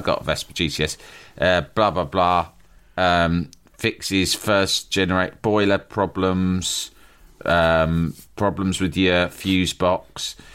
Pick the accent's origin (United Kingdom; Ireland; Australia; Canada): United Kingdom; London; I was from London